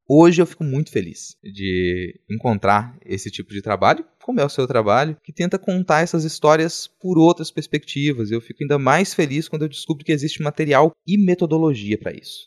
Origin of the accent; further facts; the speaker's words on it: interior of Minas Gerais, Brazil; moved away as an adult; now in Vitória, Brazil; quando eu vim morar em Vitória, aqui no Espírito Santo. Eu vim do interior de Minas